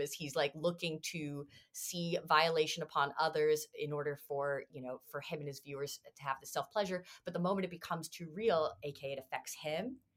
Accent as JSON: {"language": "English", "town": "Toronto", "region": "Ontario", "country": "Canada", "tie": "born or raised there", "said": "this is shit that I grew up with in Canada"}